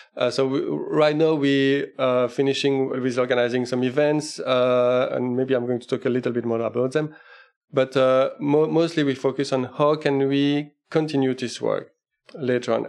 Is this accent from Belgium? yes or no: yes; Liège, Wallonia, Belgium; moved away as an adult; now in Denmark; I'm actually originally from Belgium, uh, Liège in Belgium